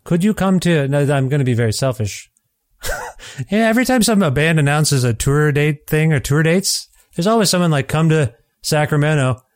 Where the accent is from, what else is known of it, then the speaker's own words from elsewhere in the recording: Canada; as a Canadian